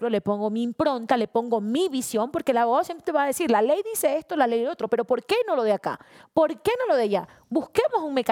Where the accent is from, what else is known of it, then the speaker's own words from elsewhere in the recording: Esmeraldas, Ecuador; Yo no soy buquelista, yo soy ecuatoriana, ñaño esmeraldeña.